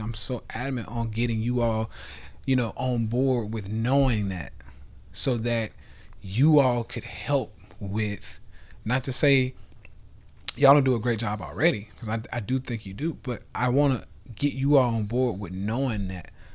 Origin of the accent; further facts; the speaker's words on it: the South, United States; we come from the Bible, you know, belt buckle, you know, in the South.